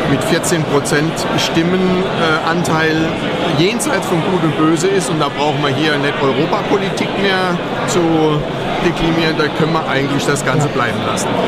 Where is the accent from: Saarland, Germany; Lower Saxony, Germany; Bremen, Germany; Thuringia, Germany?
Saarland, Germany; Also ich komme aus dem Saarland, ich bin in keiner Partei.